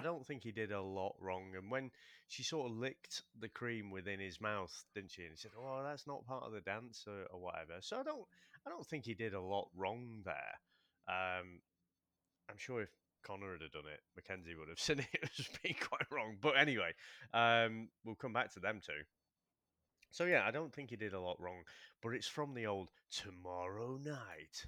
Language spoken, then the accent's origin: English; United Kingdom; we're British